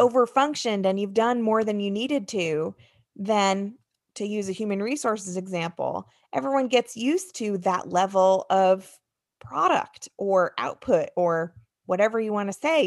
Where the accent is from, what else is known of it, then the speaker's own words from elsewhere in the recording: United States; moved away; also born or lived in Michigan; I grew up outside of New York City